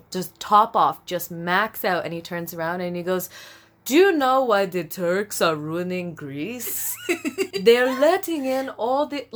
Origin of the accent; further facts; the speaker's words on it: Brampton, Ontario, Canada; I was raised in Brampton